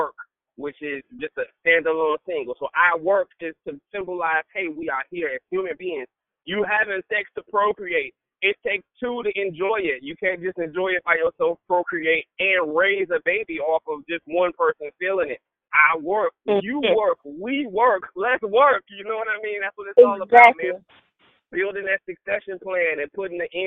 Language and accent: English; United States; I'm the American-born